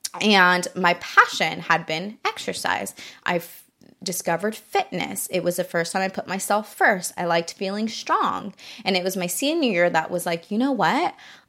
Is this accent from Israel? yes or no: no; Japan; now in United States; I grew up in Japan. It's so much more walkable there.